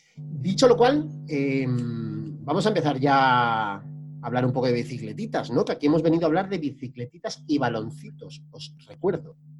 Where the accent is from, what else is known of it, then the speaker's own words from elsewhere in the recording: northern Spain, Spain; moved away; Yo, como norteño emigrado